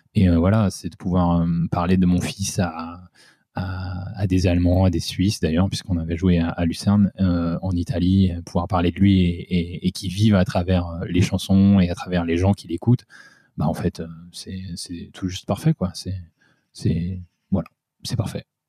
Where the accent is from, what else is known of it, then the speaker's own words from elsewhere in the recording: southern Essonne, Île-de-France, France; moved away; on est du sud de l'Essonne, donc c'est en dessous de Paris.